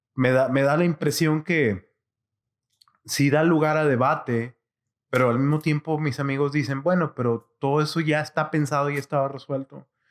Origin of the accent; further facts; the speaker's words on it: Monterrey, Nuevo León, Mexico; mi ciudad natal de Monterrey